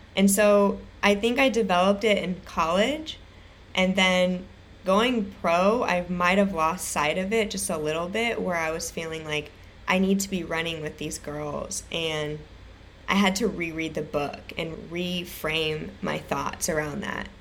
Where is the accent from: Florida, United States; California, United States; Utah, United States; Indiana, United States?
California, United States; Irvine; I grew up in Irvine, California